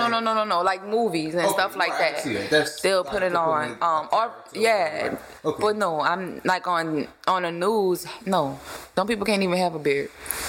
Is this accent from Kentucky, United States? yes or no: no; New Orleans, Louisiana, United States; I'm from New Orleans.